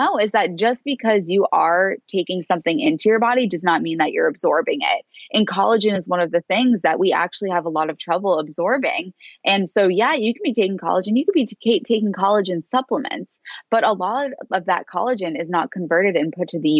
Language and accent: English; Boston, Massachusetts, United States; moved away as an adult; now in Australia; I moved to Australia from Boston.